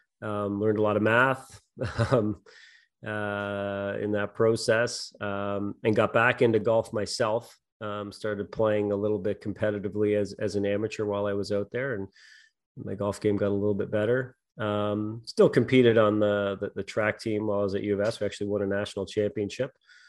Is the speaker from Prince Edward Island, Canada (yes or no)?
yes; Montague, Prince Edward Island, Canada; I grew up in on Prince Edward Island, Montague, PEI.